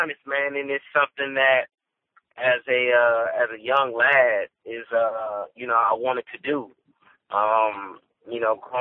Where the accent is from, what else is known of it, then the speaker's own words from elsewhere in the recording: Inglewood, California, United States; also born or lived in Chicago; I'm from Inglewood, California, man. Born and raised